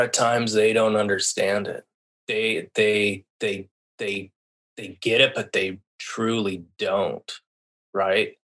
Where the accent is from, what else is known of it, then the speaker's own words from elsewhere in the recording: La Jara, Colorado, United States; moved away as an adult; also born or lived in Seattle, Washington; I was born in La Jara, Colorado. Basically raised in the Southwest, where very small town. You know, the town I grew up in was 900 people